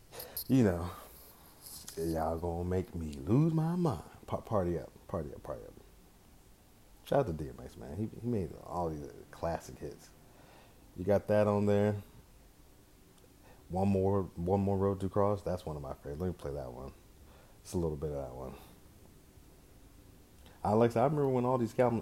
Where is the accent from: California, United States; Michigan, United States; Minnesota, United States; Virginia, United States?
California, United States; Bay Area; I'm from the Bay Area. I'm in the Bay Area